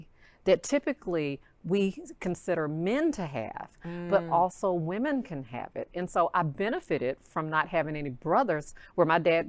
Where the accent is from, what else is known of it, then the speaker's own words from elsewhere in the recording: Arkansas, United States; moved away as an adult; now in Texas, United States; I'm from Arkansas, wanted to leave that small.